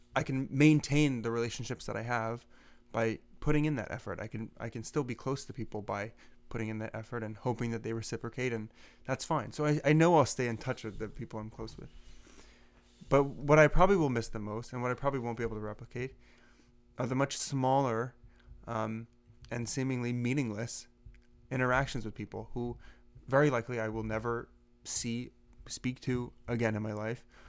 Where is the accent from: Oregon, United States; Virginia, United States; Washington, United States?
Washington, United States; Seattle; moved away; I'm from Seattle